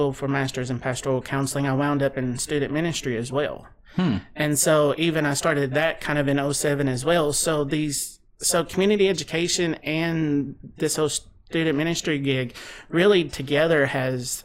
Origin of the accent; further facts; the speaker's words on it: Russell Springs, Kentucky, United States; moved away as an adult; now in Bowling Green, United States; I came from Russell County, over Russell Springs, Jamestown area, like Cumberland, and came to school here at Western in 2000